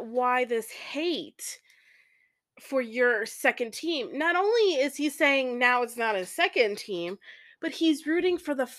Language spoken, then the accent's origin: English; Long Island, New York, United States; now in Las Vegas, United States; I am from New York. Strangely enough, I am from Long Island, but I am not an Islanders fan. I am a Rangers fan.